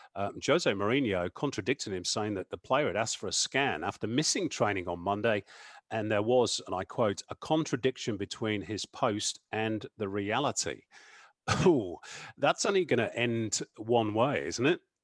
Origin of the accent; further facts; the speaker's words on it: England, United Kingdom; as an Englishman